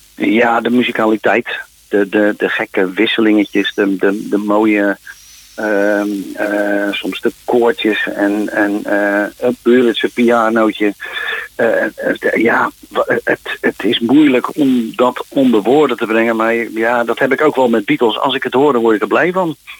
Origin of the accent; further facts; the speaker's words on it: Westland, South Holland, Netherlands; moved away; En ik kom uit het Westland. Ik moest daar uren tomaten voor plukken